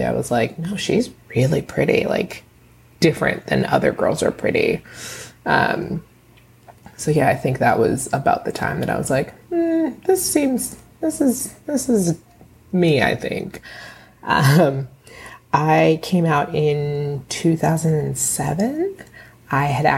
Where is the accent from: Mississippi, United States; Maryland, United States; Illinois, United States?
Maryland, United States; Bowie; now in Bronx, United States; I am originally from Bowie, Maryland, and now I live in the Bronx